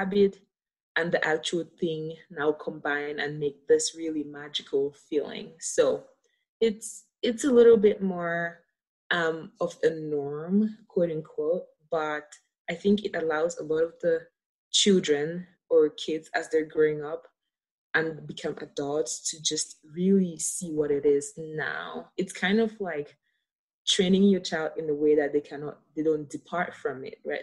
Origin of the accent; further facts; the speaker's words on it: Cameroon; moved away as an adult; now in United States; my experience growing up in Cameroon.